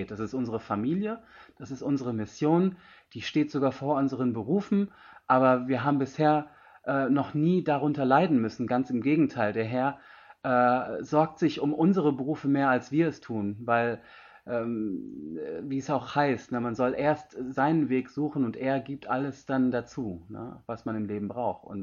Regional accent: India; Wir kommen aus Indien und wir sind aus aller Welt gekommen nach Köln, um den Herrn anzubeten.

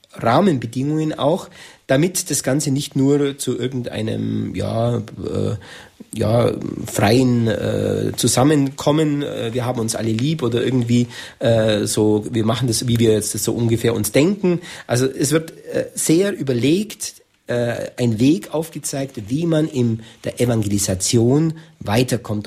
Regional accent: Germany; bei uns in Deutschland

